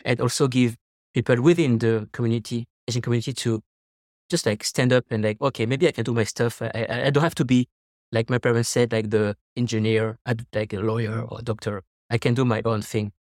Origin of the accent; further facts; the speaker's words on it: Paris, Île-de-France, France; moved away as an adult; now in Taiwan; I'm French from Paris